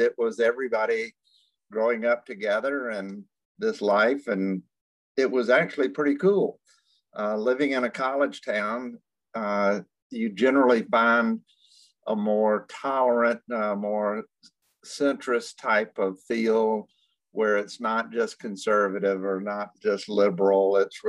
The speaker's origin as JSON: {"language": "English", "town": "Athens", "region": "Georgia", "country": "United States", "tie": "born or raised there", "said": "I was born and raised in Athens, Georgia"}